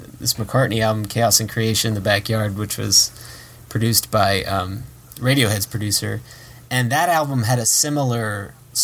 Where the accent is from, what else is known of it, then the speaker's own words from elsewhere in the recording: New Jersey, United States; I'm from New Jersey